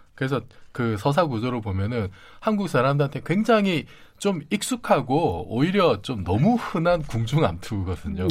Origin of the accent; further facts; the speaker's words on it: Busan, South Korea; 제가 이제 부산 동네 출신이에요